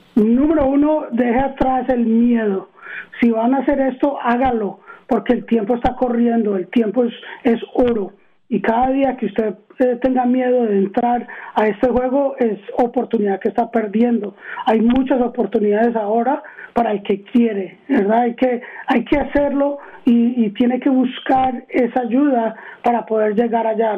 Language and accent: Spanish; Arizona, United States; also born or lived in Queens, New York / Medellín, Colombia (parents); Yo nací en Queens, en Nueva York, y eh, vine aquí a Arizona en el 79, tenía tres años